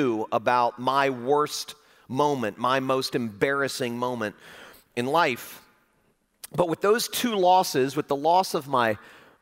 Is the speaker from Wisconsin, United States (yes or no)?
no; Fort Lauderdale, Florida, United States; I was leading a large, famous church in my hometown of Fort Lauderdale, Florida